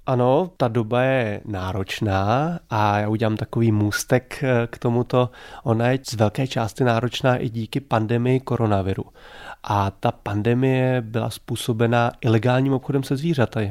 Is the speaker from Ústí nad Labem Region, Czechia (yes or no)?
yes; Ústí nad Labem, Ústí nad Labem Region, Czechia; moved away as an adult; also born or lived in Prague / Ostrava; Já jsem ústečák. Já jsem vyrůstal v Ústí nad Labem